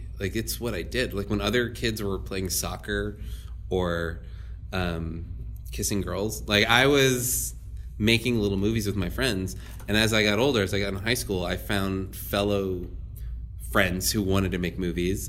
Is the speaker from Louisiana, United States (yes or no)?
yes; New Orleans, Louisiana, United States; moved away; Born and raised in New Orleans